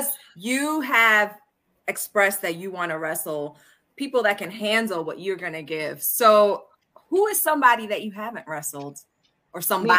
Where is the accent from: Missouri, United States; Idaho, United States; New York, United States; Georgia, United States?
New York, United States; I'm from New York.